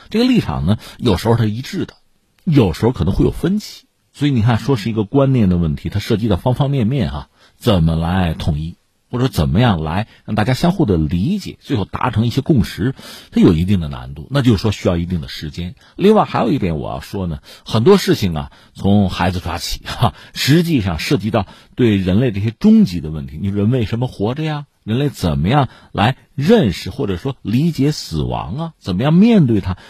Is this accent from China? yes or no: yes; China; 我们中国人